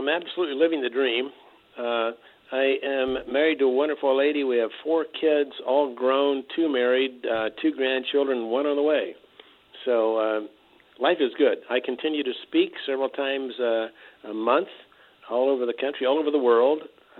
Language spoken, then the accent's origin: English; Lecompton, Kansas, United States; I grew up in Kansas, a little tiny town in eastern Kansas called Lecompton. Between Lawrence and Topeka.